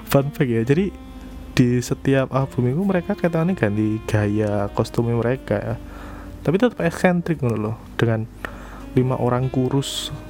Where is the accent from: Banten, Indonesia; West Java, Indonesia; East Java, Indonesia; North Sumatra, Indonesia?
East Java, Indonesia; kita mah wong Jowo wong Jawa Timuran wong Jawa Timuran bosone beda